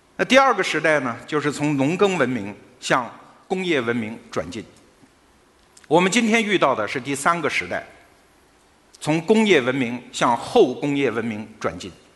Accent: China; 我们中国人一不高兴我们就死给他看

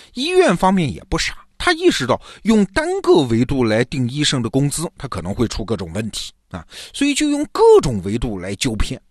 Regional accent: China; 我们中国人

